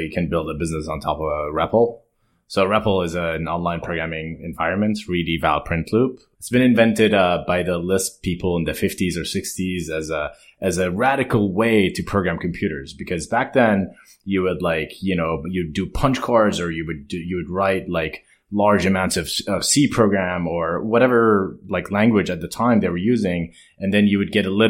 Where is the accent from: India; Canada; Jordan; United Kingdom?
Jordan; moved away as an adult; I grew up in Jordan